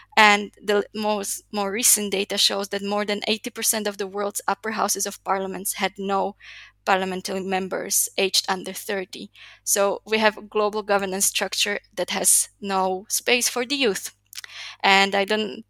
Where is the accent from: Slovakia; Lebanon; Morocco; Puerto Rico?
Slovakia; moved away as an adult; now in Chile; I was born and raised in Slovakia